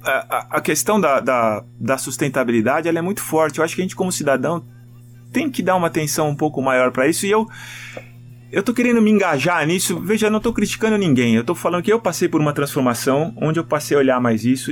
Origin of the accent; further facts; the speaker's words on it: Brazil; como brasileiro